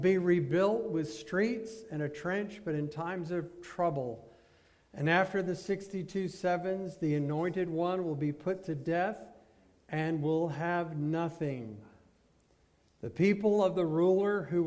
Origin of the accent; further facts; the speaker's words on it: United States